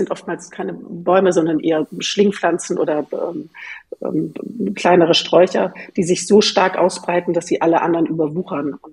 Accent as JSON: {"language": "German", "region": "Northern Germany", "country": "Germany", "said": "Ich bin ja äh, als Norddeutsche auch ganz mit, äh, sehr mit Skandinavien verbunden"}